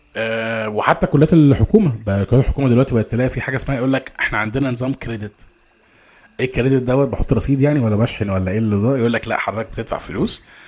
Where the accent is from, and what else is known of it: Egypt